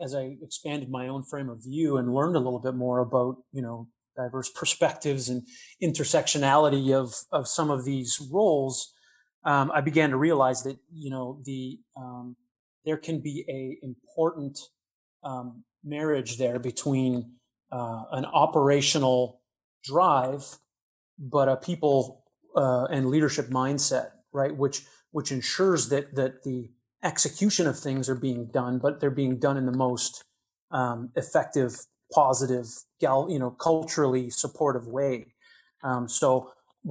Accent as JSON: {"language": "English", "town": "Edmonton", "region": "Alberta", "country": "Canada", "tie": "born or raised there", "also_born_or_lived": "Calgary, Canada", "said": "I'm actually originally from Western Canada. I grew up in the Edmonton, Alberta area."}